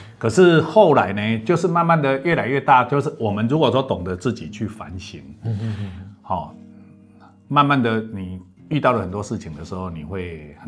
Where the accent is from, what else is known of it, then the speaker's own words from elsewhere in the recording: Lucao, Chiayi County, Taiwan; 我是嘉义鹿草人。家己落草，落下咧食草。